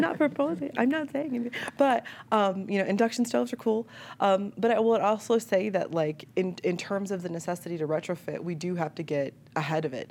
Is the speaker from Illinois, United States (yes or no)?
yes; Chicago, Illinois, United States; moved away; I'm a Chicagoan, like born and raised